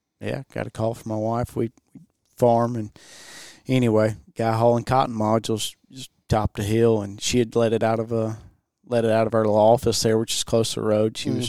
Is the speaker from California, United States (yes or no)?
no; Sugarloaf, Mississippi, United States; Sugarloaf, Mississippi.